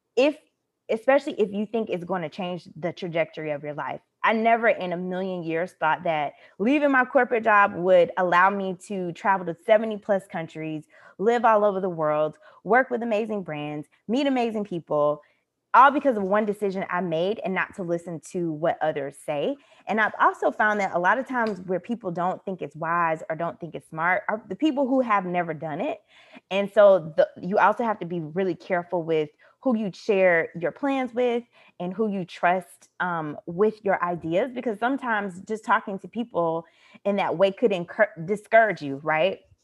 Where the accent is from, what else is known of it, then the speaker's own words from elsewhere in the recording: United States; moved away; I'm speaking as an American citizen with American passport